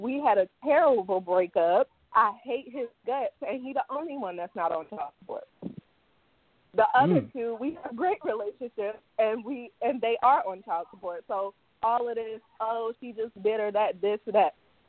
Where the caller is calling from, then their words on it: England, United Kingdom; I'm calling from England, actually.